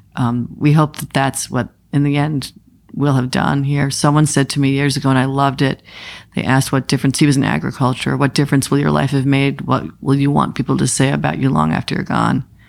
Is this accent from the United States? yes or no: yes; Maine, United States; I'm from Maine